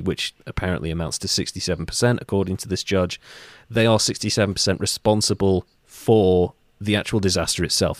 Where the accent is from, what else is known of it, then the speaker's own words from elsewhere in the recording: North Wales, United Kingdom; I'm from North Wales.